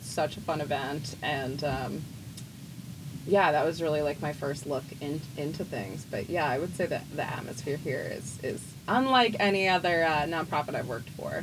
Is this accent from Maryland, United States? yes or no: no; Memphis, Tennessee, United States; moved away; I'm from Memphis originally, so I've got a lot of Memphis pride